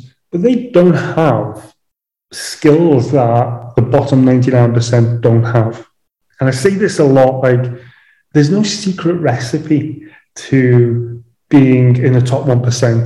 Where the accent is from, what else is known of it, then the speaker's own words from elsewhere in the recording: Liverpool, North West England, United Kingdom; moved away as an adult; also born or lived in London / Dubai; I'm from Liverpool, home of the …